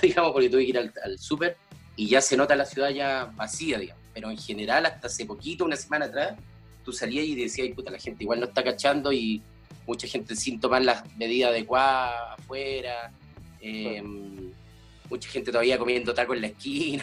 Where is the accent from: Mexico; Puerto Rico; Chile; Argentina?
Chile; Talcahuano, Biobío; sobre todo mi infancia y en la René Schneider, en, Talcahuano.